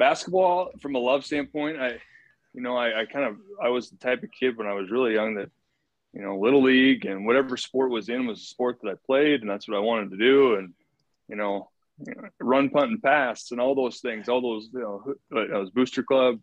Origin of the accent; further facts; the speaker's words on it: Jefferson, Iowa, United States; I grew up in Jefferson, Iowa.